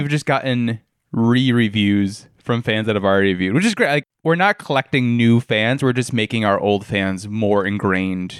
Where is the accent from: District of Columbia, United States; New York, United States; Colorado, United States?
New York, United States; where I grew up in New York